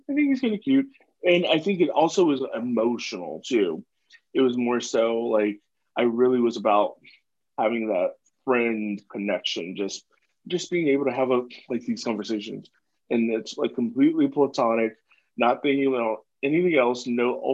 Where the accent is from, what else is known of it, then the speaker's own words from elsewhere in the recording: the South, United States; I grew up in the South